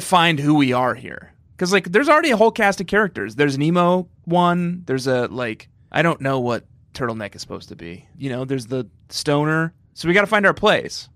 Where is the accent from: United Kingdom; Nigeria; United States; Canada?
United States; Connecticut; my home state. I'm a landowner in Connecticut.